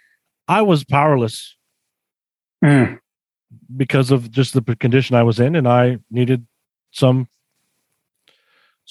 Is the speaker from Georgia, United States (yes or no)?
yes; Roswell, Georgia, United States; also born or lived in Atlanta, Georgia / Milledgeville, Georgia; I grew up in Roswell, Georgia.